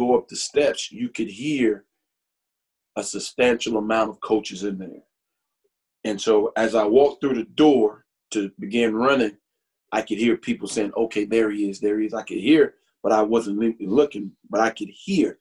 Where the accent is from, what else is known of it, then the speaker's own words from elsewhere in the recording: South Carolina, United States; also born or lived in New York; I grew up in South Carolina.